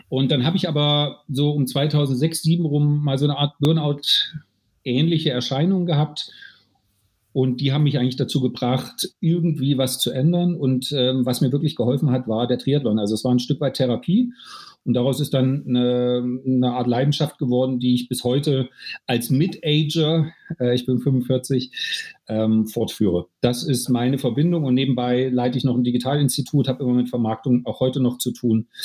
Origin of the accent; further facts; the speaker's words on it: Germany; ich {S0} hab, ich {S1} komme aus der DDR. Ich habe zu Kinder- und Jugendzeiten Mitteldistanz äh, Laufen gemacht